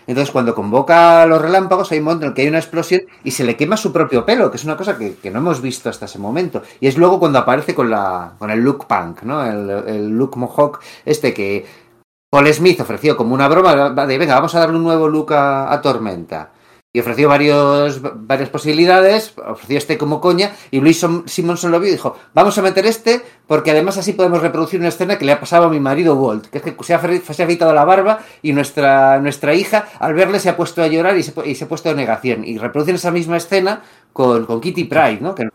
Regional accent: Madrid, Community of Madrid, Spain; born there; Bueno, nací en Madrid, pero sí, yo

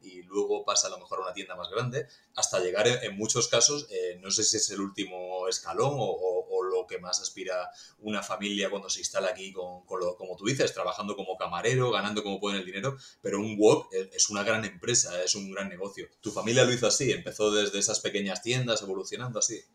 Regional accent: Murcia, Region of Murcia, Spain; now in Valencia, Spain; yo nací en Murcia

